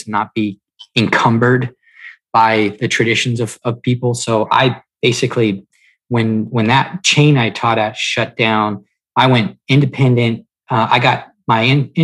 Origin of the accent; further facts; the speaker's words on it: Melbourne, Florida, United States; now in Indian Trail, United States; I live just below Charlotte, North Carolina, in a town called Indian Trail, but I am originally from Melbourne, Florida